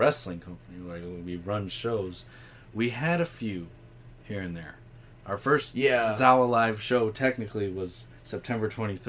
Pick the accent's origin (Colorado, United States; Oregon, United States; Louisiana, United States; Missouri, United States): Oregon, United States; I did start pushing to Zeke pretty hard to, like, run up in Oregon.